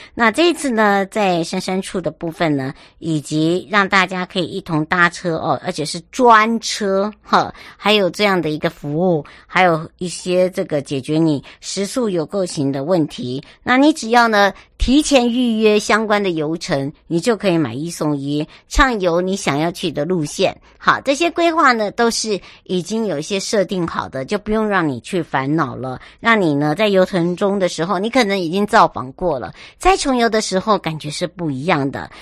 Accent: Taiwan; moved away; 我的故乡花东纵谷

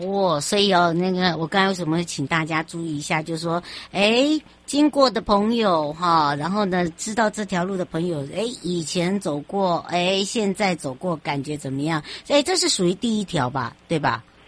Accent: Hualien County, Taiwan; 回到我的故乡花莲了

